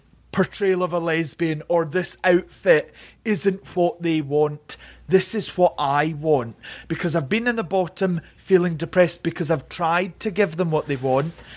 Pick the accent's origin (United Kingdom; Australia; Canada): United Kingdom; Scotland; also born or lived in England; I grew up mainly in Scotland, but my dad, because of work, he used to go down to England. So we moved to England a lot